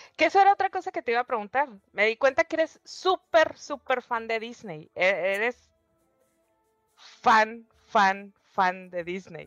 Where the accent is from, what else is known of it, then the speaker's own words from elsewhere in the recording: Tijuana, Baja California, Mexico; also born or lived in San Diego; now in Mexicali, Mexico; Estoy en Mexicali, pero crecí en Tijuana. Crecí entre Tijuana y San Diego